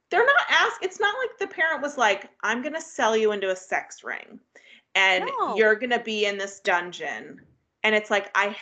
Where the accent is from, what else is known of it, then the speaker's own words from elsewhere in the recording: Cuyahoga River area, Ohio, United States; where I grew up, we had the Cauga River that ran